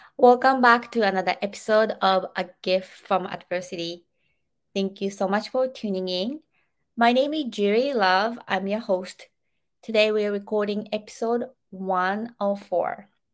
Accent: Japan; now in United States; growing up in Japan, I came to America

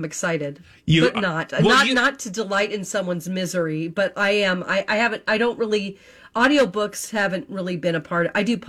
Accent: Missouri, United States; that was filmed 30 minutes away from my hometown.

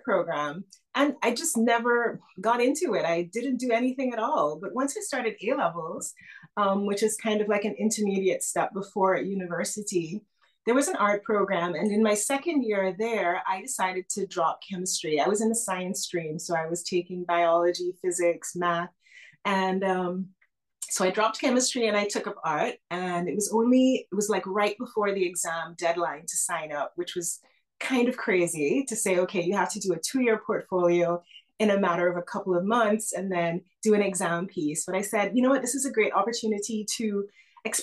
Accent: Antigua & Barbuda; I was born in the Caribbean in a tiny island nation called Antigua and Barbuda

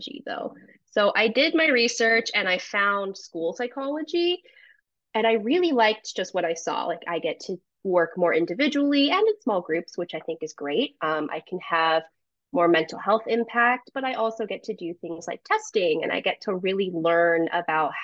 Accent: United States; I was born in the United States

